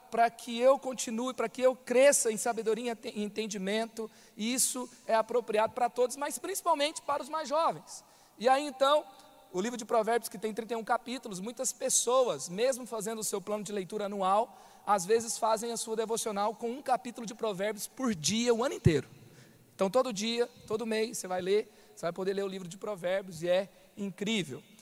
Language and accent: Portuguese; Goiânia, Goiás, Brazil; moved away as an adult; now in São José dos Campos, Brazil; Eu vim para, eu saí de Goiânia, me mudei para São José dos Campos, depois que eu conheci essa igreja, depois que eu conheci o nosso pai espiritual, me apaixonei por essa visão com 23 anos de idade. Eu fui o único a sair da cidade dos meus pais.